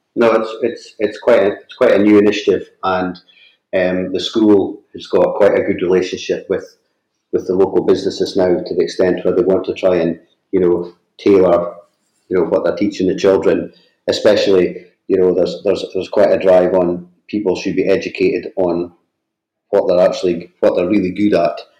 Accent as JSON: {"language": "English", "region": "northeast of Scotland", "country": "United Kingdom", "tie": "born or raised there", "said": "I grew up in a small fishing village in the, in the northeast of Scotland. You might be able to tell that from my accent."}